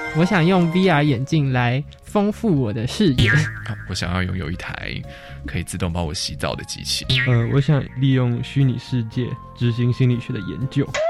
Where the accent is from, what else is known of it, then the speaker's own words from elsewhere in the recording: Taitung County, Taiwan; 我是来自台东的